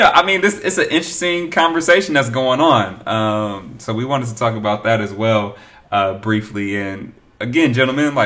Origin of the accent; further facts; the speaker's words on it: Oakland, California, United States; I'm from Oakland